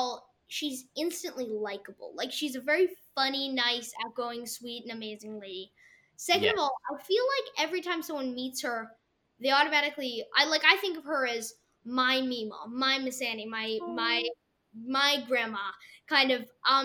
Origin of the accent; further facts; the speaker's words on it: Russia; I'm Russian.